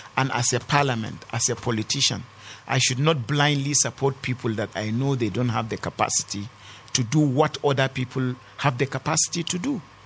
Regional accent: Kanam, Plateau, Nigeria; my ancestral land in Kanam

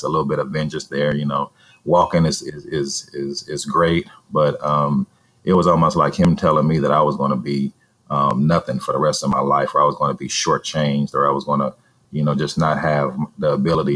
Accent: Vallejo, California, United States; my hometown of Vallejo, California

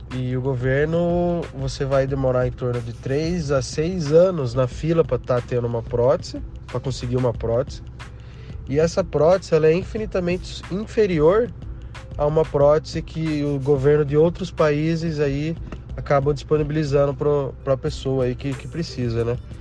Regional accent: Limeira, São Paulo, Brazil; sou da cidade de Limeira, interior de São Paulo

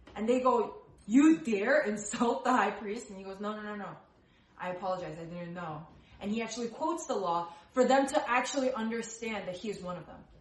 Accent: New Jersey, United States; I was born in New Jersey. I am born and raised in the states

